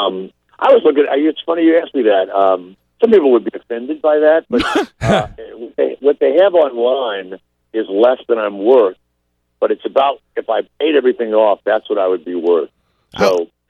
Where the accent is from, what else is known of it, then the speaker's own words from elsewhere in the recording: New Orleans, Louisiana, United States; I'm from New Orleans. I have a home in New Orleans